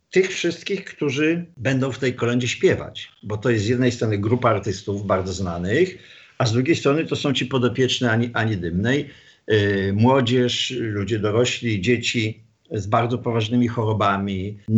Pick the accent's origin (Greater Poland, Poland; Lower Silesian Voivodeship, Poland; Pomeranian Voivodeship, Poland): Lower Silesian Voivodeship, Poland; Wrocław; Jestem stąd, z Wrocławia.